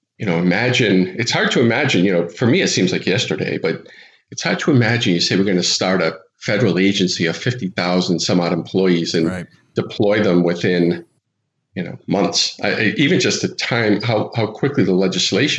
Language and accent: English; Providence, Rhode Island, United States; now in Boston, United States; I live in Boston for the last 25 years, but I grew up in Providence, Rhode Island